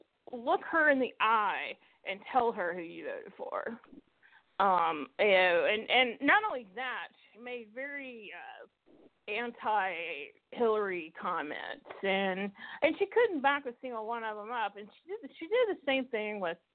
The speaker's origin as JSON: {"language": "English", "region": "the South", "country": "United States", "said": "I'm from the South originally. I mean, I haven't lived there in almost 19 years."}